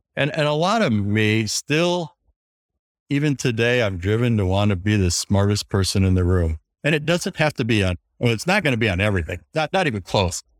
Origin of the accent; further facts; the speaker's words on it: Wisconsin, United States; I grew up in Wisconsin